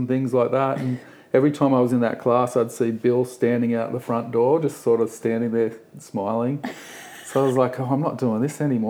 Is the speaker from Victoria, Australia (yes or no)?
no; Sydney, New South Wales, Australia; I grew up here in Gaimier Bay.